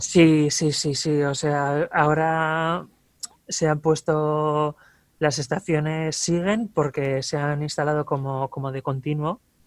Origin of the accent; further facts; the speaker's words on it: Ermua, Basque Country, Spain; soy de Erma, vaya, eh, del pueblo más cercano también al, vertedero